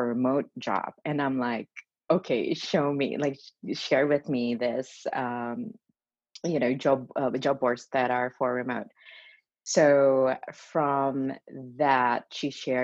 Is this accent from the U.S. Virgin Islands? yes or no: no; Indonesia; moved away as an adult; also born or lived in Melbourne, Australia; now in New York, United States; I was born and raised in Indonesia, and since I was a little kid, my dream was just to go to New York